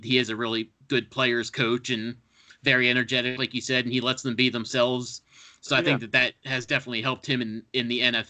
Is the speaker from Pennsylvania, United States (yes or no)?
yes; Philadelphia, Pennsylvania, United States; I grew up in Philadelphia, as we talked about beforehand. So I'm an Eagles fan